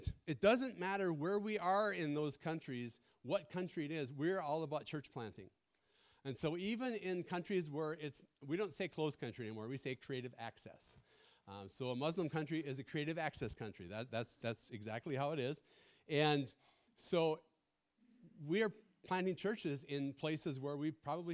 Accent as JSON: {"language": "English", "area": "the Iron Range", "region": "Northeast Minnesota", "country": "United States", "also_born_or_lived": "Muscatine, Iowa / Krivoy Rog, Ukraine", "accent": "American", "moved": "as an adult", "lives_now": "Kryvyi Rih, Ukraine", "said": "I'm from Northeast Minnesota, the Iron Range"}